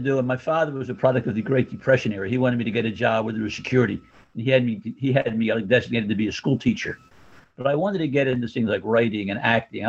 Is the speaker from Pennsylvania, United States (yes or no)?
yes; Philadelphia, Pennsylvania, United States; also born or lived in New York; I'm born and raised in Philadelphia, South Philadelphia, which is a heavily Italian-American community, kind of like Brooklyn, you know.